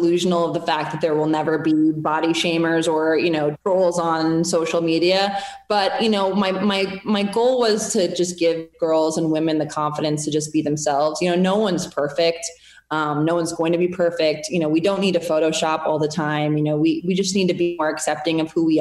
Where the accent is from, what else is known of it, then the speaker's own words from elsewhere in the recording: Minnesota, United States; I'm actually from Minnesota